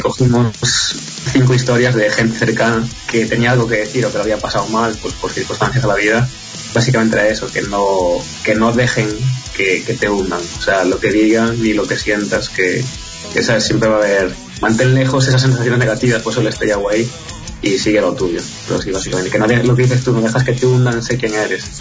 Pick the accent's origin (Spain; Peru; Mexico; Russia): Spain; siendo españoles